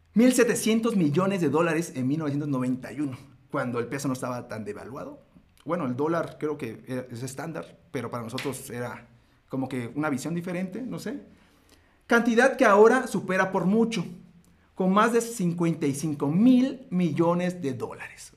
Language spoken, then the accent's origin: Spanish; Mexico; nosotros, los mortales mexicanos